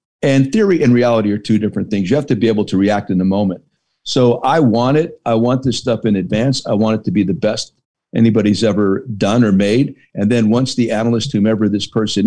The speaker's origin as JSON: {"language": "English", "town": "Hazleton", "region": "Pennsylvania", "country": "United States", "tie": "born or raised there", "said": "me growing up in Hazleton, PA"}